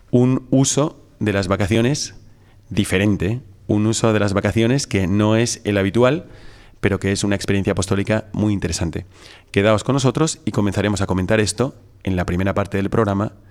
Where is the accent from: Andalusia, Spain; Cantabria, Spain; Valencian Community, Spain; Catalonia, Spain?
Valencian Community, Spain; Valencia; Y un servidor también es de Valencia, pero vengo de Sevilla en este caso.